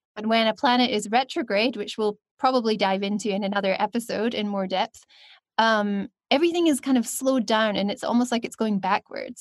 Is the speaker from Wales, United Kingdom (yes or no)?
no; Scotland, United Kingdom; also born or lived in China; now in Cape Town, South Africa; I'm from Scotland, but currently living on my Venus line in Cape Town.